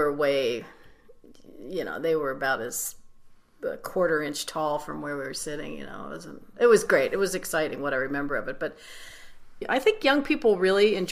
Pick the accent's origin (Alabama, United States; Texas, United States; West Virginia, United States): West Virginia, United States; Wheeling; I grew up in Wheeling, West Virginia, and WWVA was the radio station there.